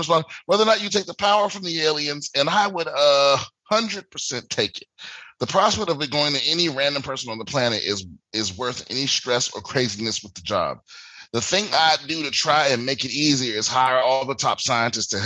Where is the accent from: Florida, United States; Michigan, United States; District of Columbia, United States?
District of Columbia, United States; Washington; moved away; my hometown, I'm performing in DC in a few weeks